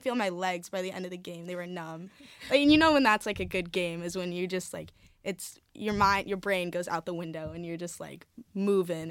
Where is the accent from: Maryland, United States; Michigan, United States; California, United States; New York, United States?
California, United States; Bay Area; moved away as an adult; now in Oregon, United States; I'm from California, I'm from the Bay Area